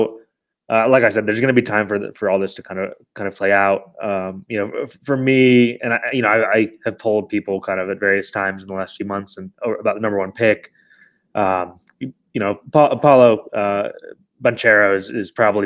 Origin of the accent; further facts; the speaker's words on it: Chicago, Illinois, United States; moved away as an adult; also born or lived in New York; I moved back to Chicago over the summer where I'm from